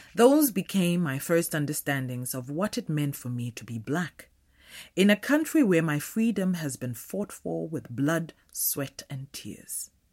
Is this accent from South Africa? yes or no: yes; Limpopo, South Africa; I am a South African black woman, born in the late eighties of the tail end chaotic uprising of apartheid South Africa. Naturally, my birth came with no freedom. I was raised in the townships of the northern province of the country